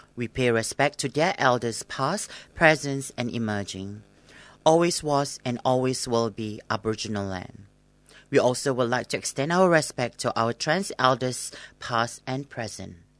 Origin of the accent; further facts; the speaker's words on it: Singapore; now in Australia; I'm from Singapore